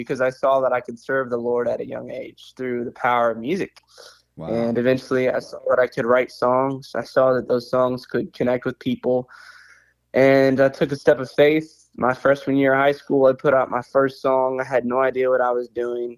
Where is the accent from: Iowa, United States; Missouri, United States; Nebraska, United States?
Missouri, United States; Joplin; I was born in Joplin, Missouri, and I was raised in the church